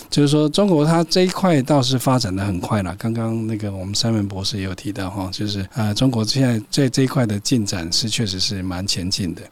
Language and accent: Chinese; Taiwan; 我是台湾人